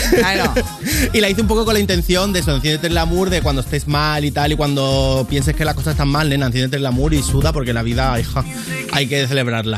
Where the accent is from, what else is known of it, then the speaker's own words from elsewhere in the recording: Cádiz, Andalusia, Spain; yo soy de Cádiz